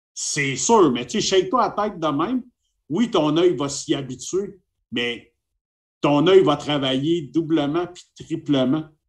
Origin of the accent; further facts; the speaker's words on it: Montreal, Quebec, Canada; je viens de Montréal, euh, au Québec